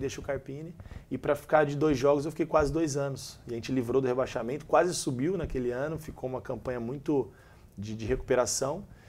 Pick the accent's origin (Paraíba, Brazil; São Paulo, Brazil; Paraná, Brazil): São Paulo, Brazil; Valinhos; now in Caxias do Sul, Brazil; eu sou natural de, de Valinhos, interior de São Paulo, próximo de Campinas